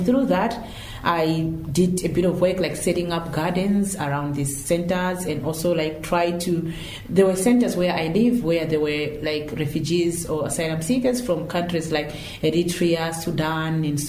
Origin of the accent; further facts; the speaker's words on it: Malawi; moved away as an adult; now in Ireland; I came from Malawi. I moved over here 8 years ago